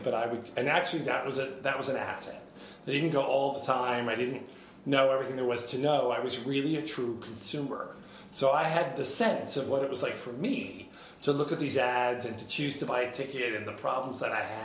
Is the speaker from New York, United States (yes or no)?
yes; Hyde Park, New York, United States; now in New York City, United States; I grew up in Hyde Park, Rhinebeck area